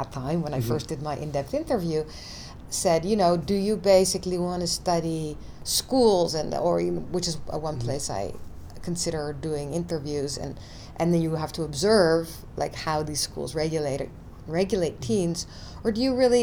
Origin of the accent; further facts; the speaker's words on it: Netherlands; moved away; also born or lived in United States; I was born in the US, but I grew up in the Netherlands.